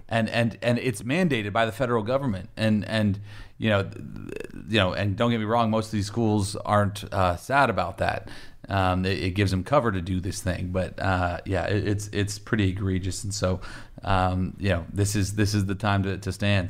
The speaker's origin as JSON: {"language": "English", "town": "Warren", "region": "Ohio", "country": "United States", "tie": "born or raised there", "said": "growing up in, in Warren, Ohio, we were a big football program there"}